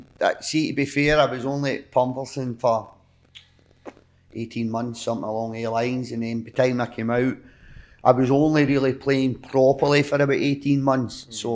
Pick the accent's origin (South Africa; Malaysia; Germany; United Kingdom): United Kingdom; Livingston, Scotland; also born or lived in Govan, Glasgow; I was born in Govan, moved through here when I was 8 and stayed in Livingston for 25 years, something like that.